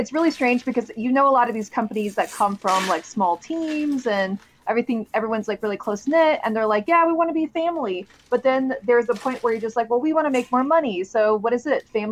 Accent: California, United States; I'm from California

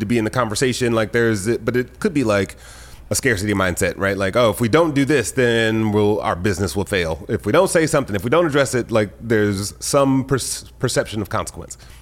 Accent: Detroit, Michigan, United States; now in Los Angeles, United States; I grew up in Detroit

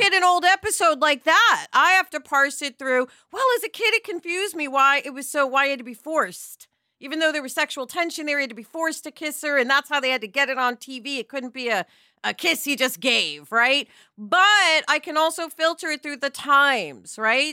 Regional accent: New York, United States; I'm from New York

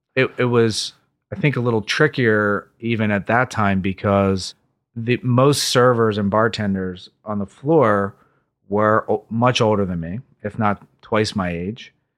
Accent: Philadelphia, Pennsylvania, United States; I grew up just outside of Center City, Philadelphia, in a place called East Falls

